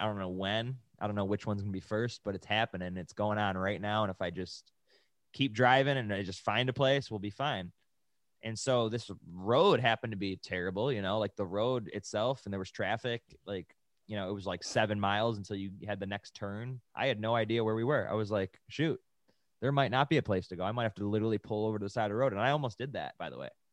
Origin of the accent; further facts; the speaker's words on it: Buffalo, New York, United States; now in California, United States; we're from Buffalo. We come from, like, seven-month winter, winters